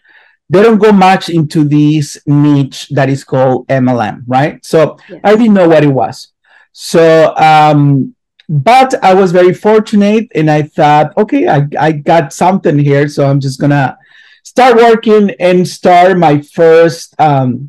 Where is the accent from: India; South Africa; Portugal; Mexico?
Mexico; near the Arizona border, Sonora; moved away as an adult; also born or lived in Utah; I grew up, I was born in a little tiny town in the north of Mexico, in a desert area, below to Arizona, like an hour from the border